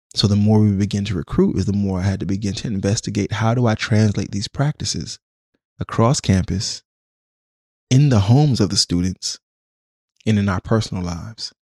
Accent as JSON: {"language": "English", "country": "Jamaica", "also_born_or_lived": "Washington, D.C., United States", "moved": "yes", "lives_now": "Oakland, United States", "said": "I'm Jamaican"}